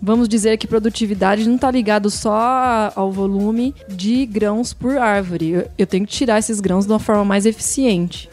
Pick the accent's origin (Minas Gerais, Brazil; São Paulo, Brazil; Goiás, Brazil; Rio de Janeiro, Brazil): São Paulo, Brazil; Paulínia; eu sou de Paulínia